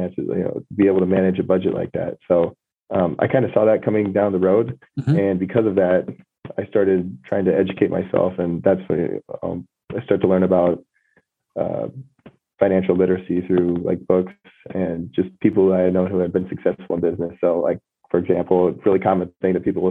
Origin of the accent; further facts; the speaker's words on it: Cedar Rapids, Iowa, United States; I was born and raised in Cedar Rapids, Iowa